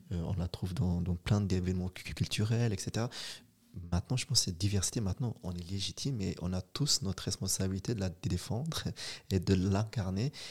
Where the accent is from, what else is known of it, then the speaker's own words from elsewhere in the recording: Switzerland; c'est une richesse et on a notre place et on est suisse, on est ici, on est présent